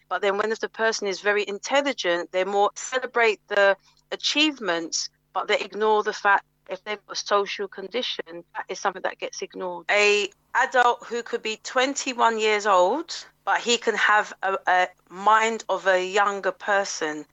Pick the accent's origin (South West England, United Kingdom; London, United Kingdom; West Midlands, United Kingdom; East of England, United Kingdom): London, United Kingdom; Mitcham; I grew up in Mitcham